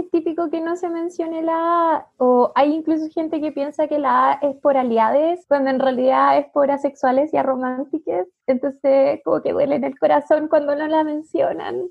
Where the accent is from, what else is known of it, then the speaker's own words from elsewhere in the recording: Concepción, Biobío, Chile; now in Santiago, Chile; yo vivo sola aquí en Santiago, soy de Concepción en realidad